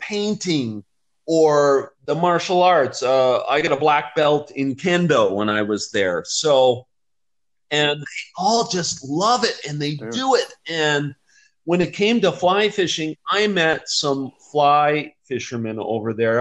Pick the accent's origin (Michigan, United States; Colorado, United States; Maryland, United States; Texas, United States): Colorado, United States; Vail; moved away as an adult; also born or lived in Florida / Japan; now in Mexico; I grew up on the Gore Creek, which is a a gold medal trout stream